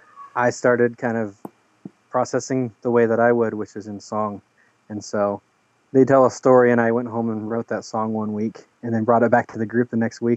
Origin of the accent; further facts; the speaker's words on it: Oregon, United States; I'm from Oregon